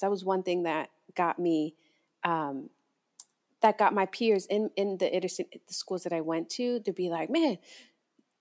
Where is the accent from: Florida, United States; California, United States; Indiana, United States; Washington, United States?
Florida, United States; Hialeah; also born or lived in Atlanta; I grew up in a Cuban neighborhood called Hialeah